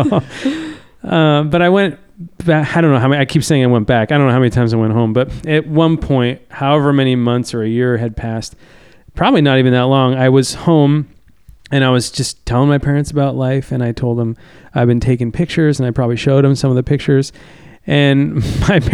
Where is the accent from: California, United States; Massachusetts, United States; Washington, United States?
California, United States; Lakeport; also born or lived in Santa Barbara, California; I grew up in Lakeport, which is in Lake County